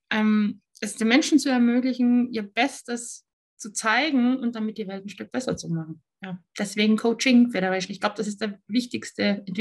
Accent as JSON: {"language": "German", "country": "Austria", "lives_now": "Germany", "said": "Und ich bin Österreicherin, die in Deutschland lebt und arbeitet."}